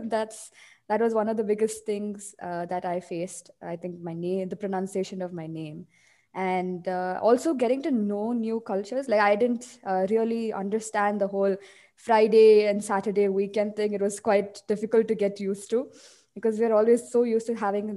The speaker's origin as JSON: {"language": "English", "country": "India", "tie": "born or raised there", "moved": "yes", "lives_now": "Dubai, United Arab Emirates", "said": "what I grew up with back in India"}